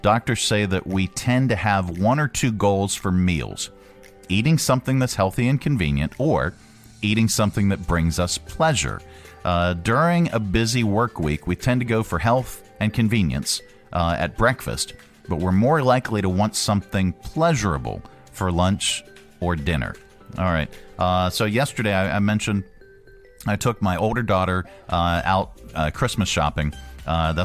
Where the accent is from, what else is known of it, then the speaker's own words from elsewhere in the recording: Northeast, United States; moved away as an adult; I was from the Northeast